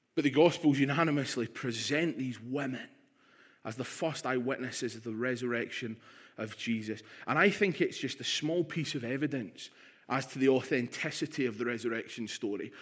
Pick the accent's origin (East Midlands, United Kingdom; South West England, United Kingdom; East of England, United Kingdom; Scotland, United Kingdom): Scotland, United Kingdom; Stirling; also born or lived in London; in Stirling at the age of three. I was born in London, and believe it or not, I had a Cockney accent